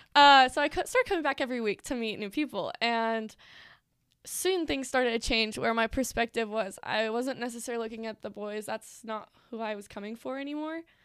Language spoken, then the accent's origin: English; Pennsylvania, United States; moved away as an adult; now in Utah, United States; I am from Pennsylvania